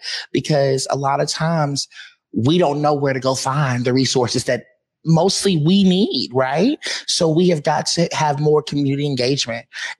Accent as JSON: {"language": "English", "region": "the South", "country": "United States", "tie": "born or raised there", "said": "I was raised in the South where Black excellence is taught, it's instilled."}